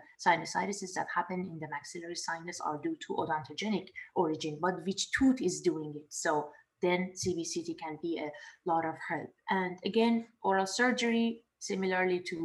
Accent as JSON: {"language": "English", "town": "Tehran", "region": "Tehran Province", "country": "Iran", "tie": "born or raised there", "also_born_or_lived": "Dubai / Canada / San Antonio, Texas", "moved": "as an adult", "lives_now": "Pomona, United States", "said": "I was born and raised in Tehran, and I went to dental school in Dubai"}